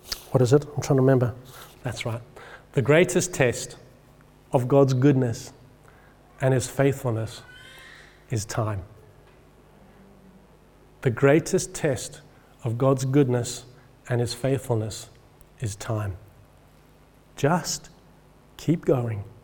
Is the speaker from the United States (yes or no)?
no; England, United Kingdom; I'm speaking as an Englishman